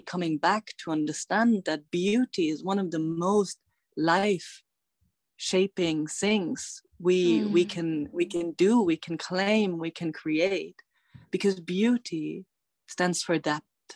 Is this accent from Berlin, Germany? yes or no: no; Bavaria, Germany; I'm tuning in from Bavaria, which is the Alb region in Germany where I grew up